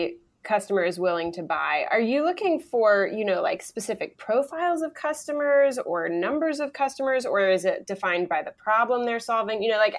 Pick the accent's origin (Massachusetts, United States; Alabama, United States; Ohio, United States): Ohio, United States; Cincinnati; moved away as an adult; I am very passionate about Cincinnati. It's my hometown. I went away looking for a better place and I couldn't find one. So after 6 years of that, I came back home.